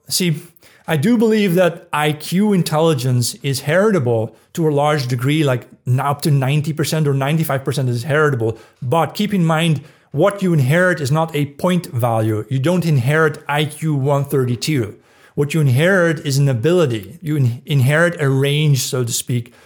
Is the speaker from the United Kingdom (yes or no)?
no; Netherlands; moved away; the town where I grew up in the Netherlands